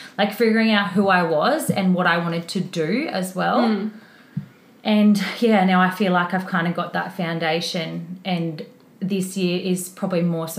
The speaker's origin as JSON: {"language": "English", "town": "Brisbane", "region": "Queensland", "country": "Australia", "tie": "born or raised there", "said": "So I'm from Brisbane, born in Brisbane, still in Brisbane."}